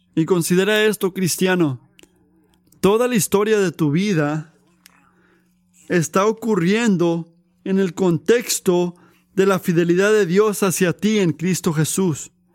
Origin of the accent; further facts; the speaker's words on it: United States; como, americanos